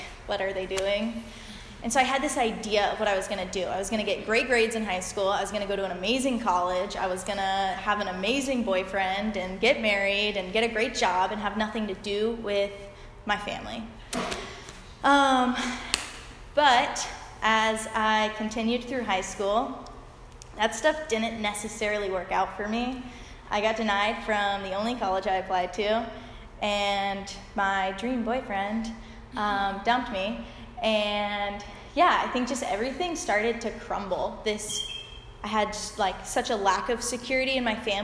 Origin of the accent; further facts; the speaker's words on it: Peachtree City, Georgia, United States; I grew up in Georgia, in Peachtree City